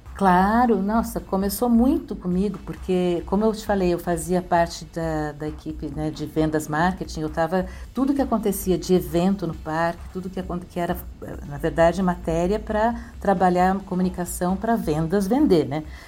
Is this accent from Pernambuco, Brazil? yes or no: no; São Paulo, Brazil; eu sou de São Paulo, eu sou do Sul